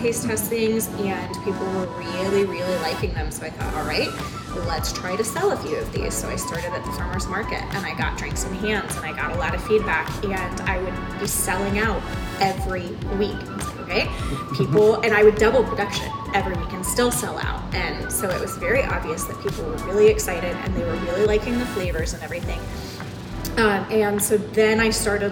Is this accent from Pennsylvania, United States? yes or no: no; Springfield, Illinois, United States; moved away as an adult; also born or lived in El Salvador / Costa Rica / Texas / Michigan; I grew up in Springfield, but I moved away like a million times